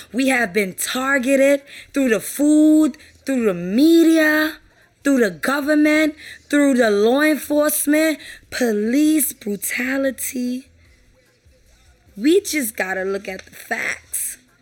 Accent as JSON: {"language": "English", "town": "New York City", "region": "New York", "country": "United States", "said": "I'm from New York, Brooklyn"}